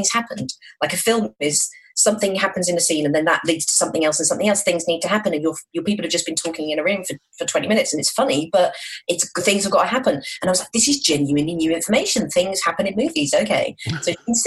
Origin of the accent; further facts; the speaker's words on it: Midlands, United Kingdom; I'm from the Midlands